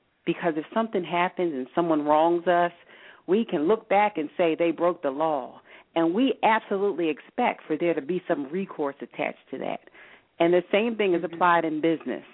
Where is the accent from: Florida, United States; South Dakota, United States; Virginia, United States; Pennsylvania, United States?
Pennsylvania, United States; Philadelphia; I'm from North Philadelphia